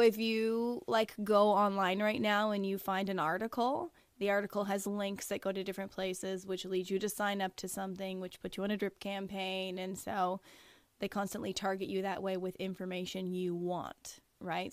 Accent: Niagara-on-the-Lake, Ontario, Canada; now in St. Catharines, Canada; born and raised in Niagara on the Lake, moved to St. Catharines when I was 16 and have basically lived there ever since

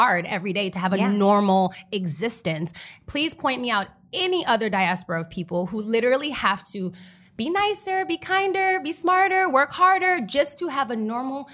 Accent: Berlin, Germany; first language German; English is a second language; moved away; it was cool growing up there as a kid

